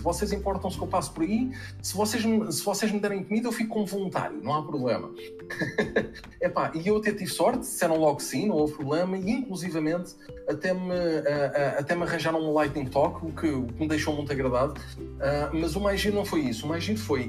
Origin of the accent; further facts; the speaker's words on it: Portugal; eu sou português